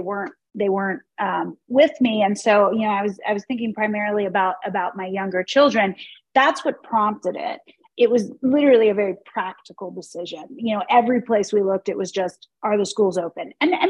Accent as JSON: {"language": "English", "region": "Pennsylvania", "country": "United States", "tie": "born or raised there", "moved": "as an adult", "lives_now": "San Francisco, United States", "said": "Well, I was born in Pennsylvania and I grew up in Pennsylvania."}